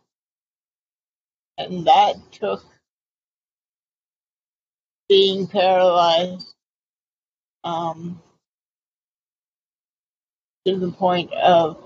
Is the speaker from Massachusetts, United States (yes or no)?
yes; Boston, Massachusetts, United States; moved away as an adult; also born or lived in Pennsylvania; now in California, United States; I'm originally from Boston and Cape Cod